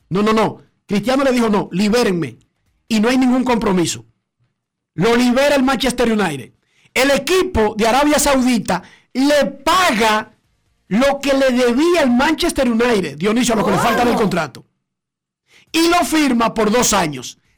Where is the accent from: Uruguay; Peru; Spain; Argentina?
Spain; Melilla; Melilla, tío, que somos árabes españoles.